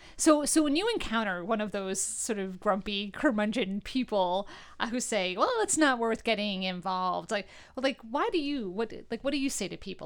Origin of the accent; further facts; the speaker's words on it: New York, United States; now in Northeastern Pennsylvania, United States; I'm from New York originally